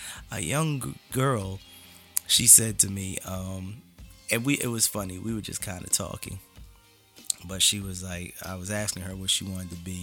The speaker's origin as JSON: {"language": "English", "town": "Philadelphia", "region": "Pennsylvania", "country": "United States", "tie": "born or raised there", "said": "I grew up very differently in North Philly"}